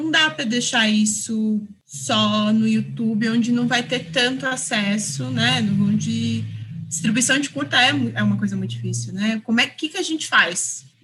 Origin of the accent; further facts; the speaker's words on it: São Paulo, Brazil; Eu sou de Ermelino Matarazzo, Zona Leste de São Paulo.